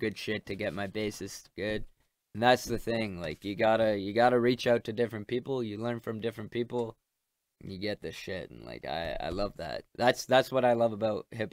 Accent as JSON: {"language": "English", "country": "Canada", "said": "I'm Canadian, this is great, I'm gonna play hockey"}